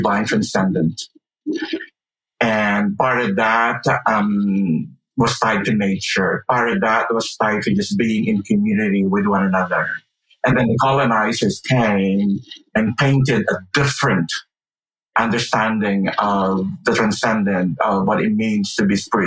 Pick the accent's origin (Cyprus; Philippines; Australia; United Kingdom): Philippines; now in Evanston, United States; I grew up in the Philippines